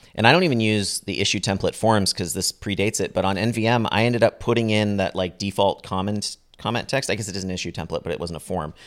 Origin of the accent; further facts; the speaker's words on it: Bay Area, California, United States; growing up in the Bay Area